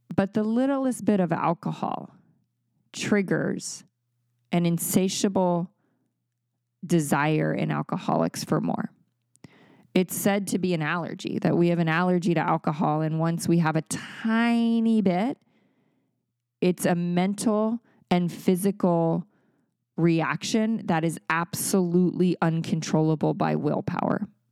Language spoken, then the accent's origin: English; Maryland, United States; moved away as an adult; also born or lived in California; That was still in Maryland, in my hometown